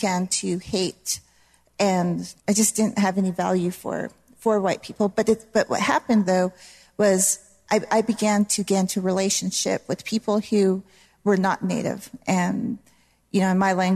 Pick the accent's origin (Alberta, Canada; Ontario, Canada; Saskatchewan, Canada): Alberta, Canada; Blood Tribe; also born or lived in Rosebud Reservation, South Dakota, United States; I was born on a reservation in South Dakota called Rosebud, but I was raised on the Blood Tribe in Alberta, Canada